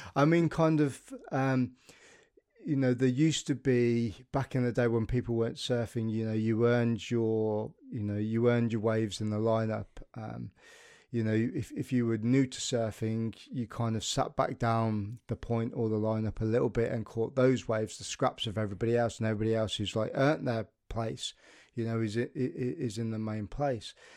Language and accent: English; United Kingdom; as a as a British nation and um, as British people